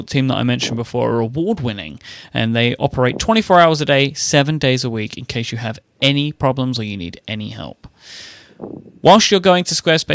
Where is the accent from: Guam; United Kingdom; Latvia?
United Kingdom; I'm a British person